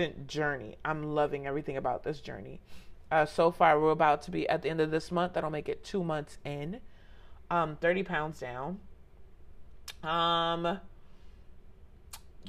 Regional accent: Jamaica; I'm a Jamaican, gang, since potty train

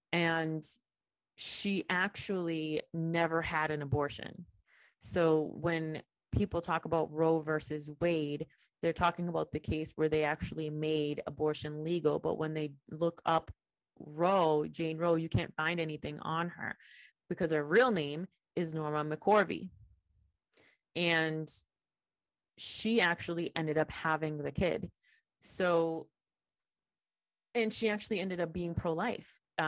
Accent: Puerto Rico; I came for the summer from Puerto Rico to work at an internship in New York.

